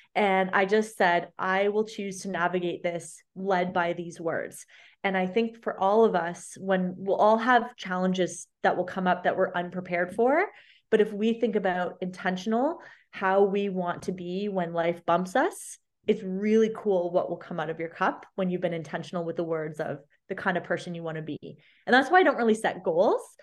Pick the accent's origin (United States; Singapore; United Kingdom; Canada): Canada; London, Ontario; my hometown at the big medical university center here in London, Ontario